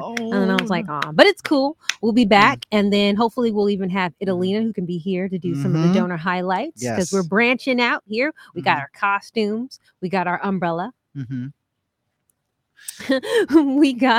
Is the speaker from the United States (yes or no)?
no; England, United Kingdom; I'm from England. I'm the British.